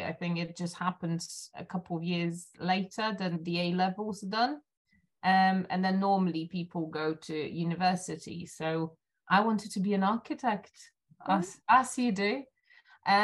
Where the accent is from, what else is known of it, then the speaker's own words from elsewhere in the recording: Silesian Voivodeship, Poland; moved away as an adult; now in London, United Kingdom; I was born in Poland. I was raised in Poland